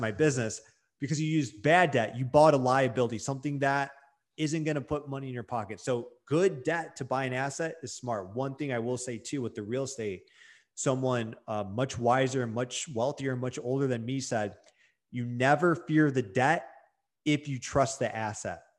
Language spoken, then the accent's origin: English; Detroit, Michigan, United States; I'm from Detroit, Michigan